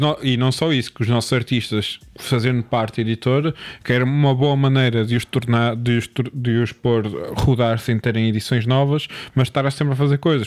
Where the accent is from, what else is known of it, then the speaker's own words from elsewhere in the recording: Porto, Norte, Portugal; accent: Porto; como gajo do Porto